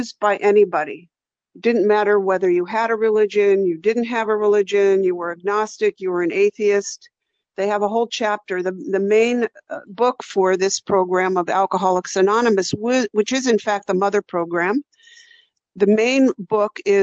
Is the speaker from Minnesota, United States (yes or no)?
no; San Francisco Bay Area, California, United States; growing up in the San Francisco Bay Area